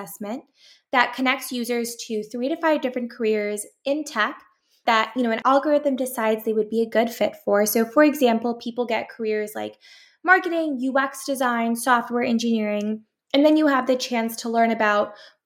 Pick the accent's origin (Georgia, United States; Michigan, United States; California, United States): California, United States; San Jose; also born or lived in Syracuse, New York; I'm born and raised in San Jose, California. I'm back home